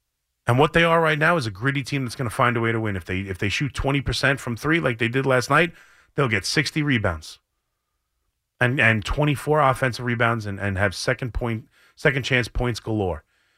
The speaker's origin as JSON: {"language": "English", "area": "Long Island", "region": "New York", "country": "United States", "tie": "born or raised there", "also_born_or_lived": "Queens, New York", "said": "I moved from Queens to Long Island and played for St. Vincent de Paul."}